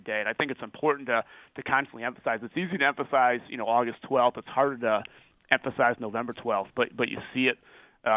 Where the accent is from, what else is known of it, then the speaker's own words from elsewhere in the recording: Chicago, Illinois, United States; moved away as an adult; now in Wisconsin, United States; I grew up in the Chicago suburbs, so originally on the south side of Chicago, and then my parents kind of moved out to the west suburbs when I was in high school.